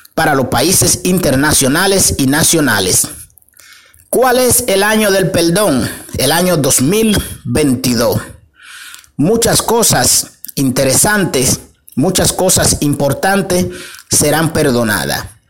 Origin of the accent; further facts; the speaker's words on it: Dominican Republic; nuestro país, República Dominicana